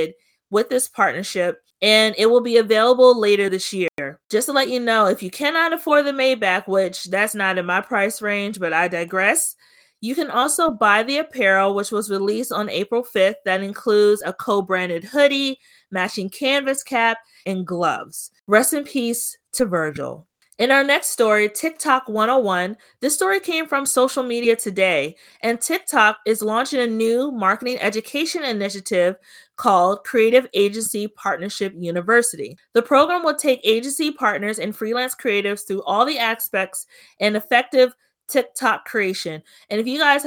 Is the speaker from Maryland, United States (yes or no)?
yes; Prince George's County, Maryland, United States; to be from Prince George's County